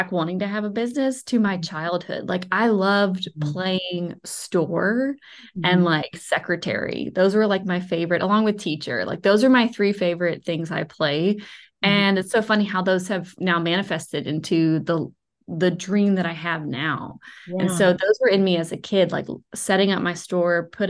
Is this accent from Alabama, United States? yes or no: yes; Alabama, United States; also born or lived in New York City; I am from Alabama